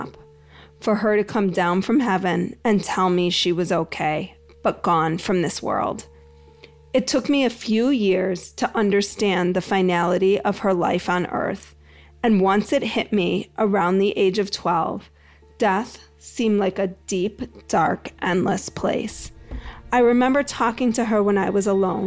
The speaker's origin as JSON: {"language": "English", "town": "Greensboro", "region": "North Carolina", "country": "United States", "tie": "born or raised there", "said": "my hometown of Greensboro, North Carolina"}